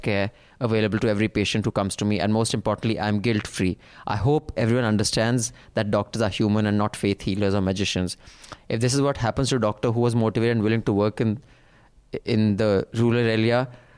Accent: Jammu and Kashmir, India; I'm from Jammu and Kashmir and we have no compulsory rural service here.

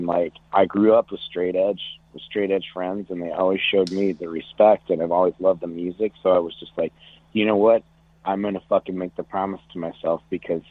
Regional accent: Dell Rapids, South Dakota, United States; I grew up in South Dakota in a little farm town just north of the biggest city, which is Sioux Falls. So I grew up in a town called Del Rapids

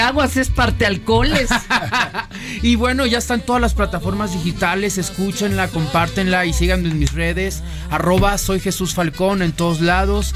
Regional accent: Tabasco, Mexico; Tabasco, que es mi tierra

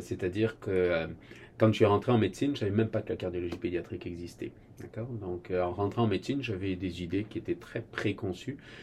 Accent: France; moved away as an adult; also born or lived in Boston, United States; now in Quebec, Canada; je suis français d'origine.

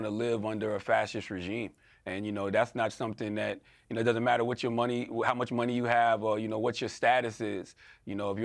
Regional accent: United States; As an American

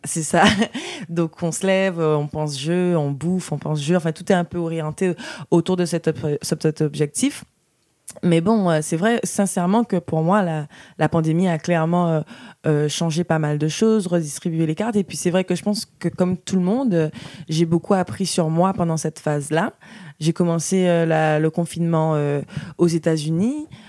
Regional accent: Guadeloupe; moved away; j'ai grandi dans, en Guadeloupe

